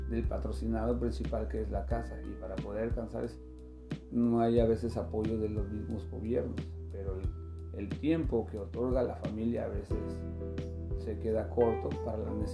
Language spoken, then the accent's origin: Spanish; Mexico City, Mexico; now in Mexicali, Mexico; a mí la verdad Mexicali me fascina, porque pues, digo, yo vengo de la Ciudad de México y allá sí hay más fiesta